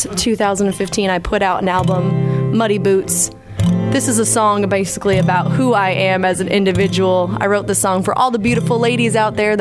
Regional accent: Lakeville, Massachusetts, United States; moved away as an adult; now in Nashville, United States; I am originally from Lakeville, Massachusetts, home of Ocean Spray Cranberry Juice

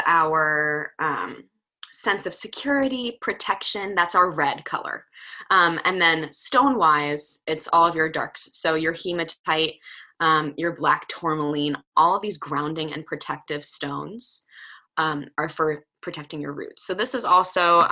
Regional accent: New Jersey, United States; I'm from Jersey, so I say orange

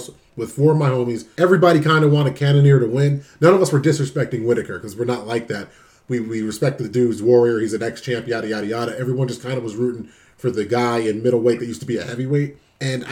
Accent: New Jersey, United States; my home state of New Jersey

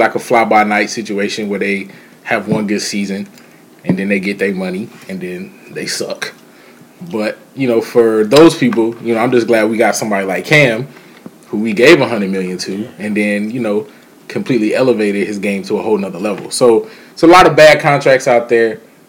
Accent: Charlotte, North Carolina, United States; also born or lived in Hawaii; now in Jackson, United States; was living in Hawaii and originally born and raised in Charlotte

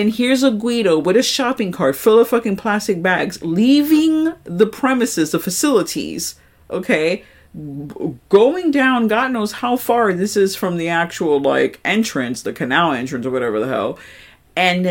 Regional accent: New York, United States; I'm a New Yorker

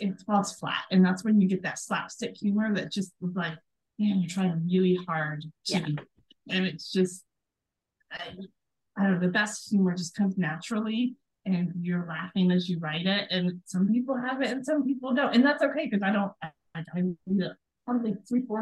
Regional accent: Sandwich, Illinois, United States; I was born in a town called Sandwich, Illinois.

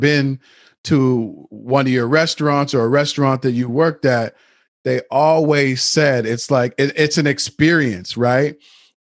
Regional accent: Nova Scotia, Canada; we grew up in Nova Scotia, Canada

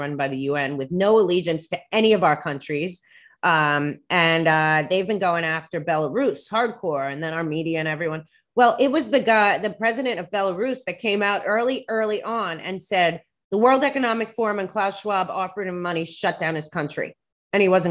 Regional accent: New York, United States; I'm a New Yorker

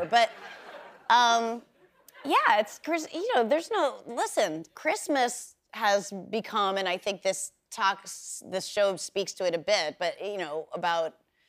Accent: Bedford, New Hampshire, United States; We totally did Christmas because I grew up in New Hampshire, in Bedford, New Hampshire, same as you.

